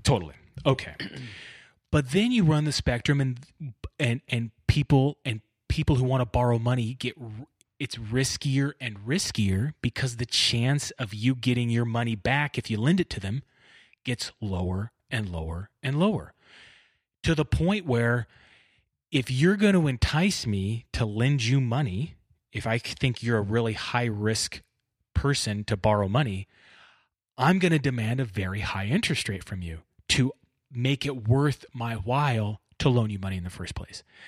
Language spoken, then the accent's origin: English; Bakersfield, California, United States; I grew up in Bakersfield